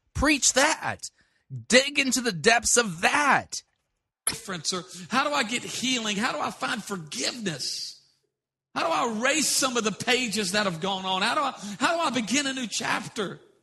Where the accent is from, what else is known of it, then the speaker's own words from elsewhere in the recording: South Louisiana, United States; I'm from South Louisiana, we are addicted to sodium